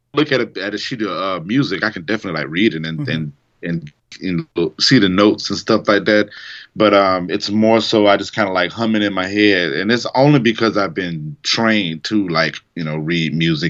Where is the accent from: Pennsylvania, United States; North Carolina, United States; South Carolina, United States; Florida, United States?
Florida, United States; Jacksonville; also born or lived in Tacoma, Washington / Germany / Texas / Tennessee; we moved back here when I was like 6 or 7 years old, so this has been my home ever since